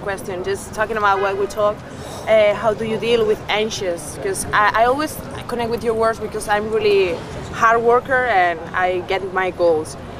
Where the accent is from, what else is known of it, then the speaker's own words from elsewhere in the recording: Barcelona, Catalonia, Spain; I'm from Barcelona